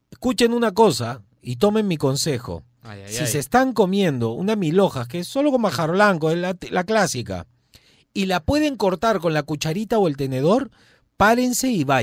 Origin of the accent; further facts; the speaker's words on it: Lima, Peru; Yo, soy de Miraflores, ya.